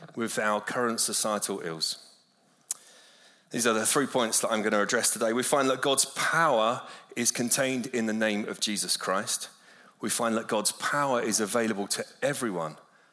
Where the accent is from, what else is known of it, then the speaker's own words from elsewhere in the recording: London, United Kingdom; moved away as an adult; now in Malibu, United States; I grew up in London